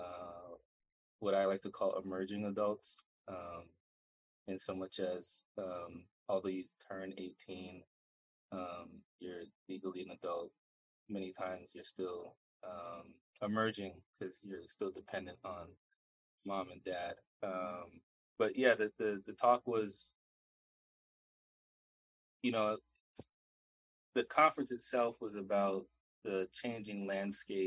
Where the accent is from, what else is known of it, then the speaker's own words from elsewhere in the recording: New York City, New York, United States; moved away as an adult; also born or lived in Atlanta; now in Boston, United States; I'm originally from Brooklyn, New York. Parents still live there